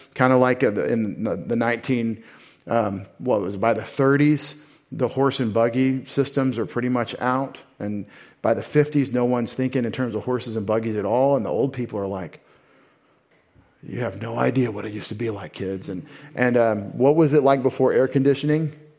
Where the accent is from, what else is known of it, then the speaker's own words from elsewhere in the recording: United States; I'm such an American.